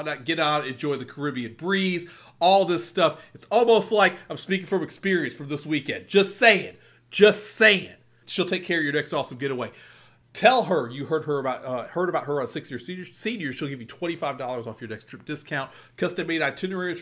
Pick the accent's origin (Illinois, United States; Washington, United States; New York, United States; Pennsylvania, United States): Illinois, United States; Chicago; I'm from Chicago.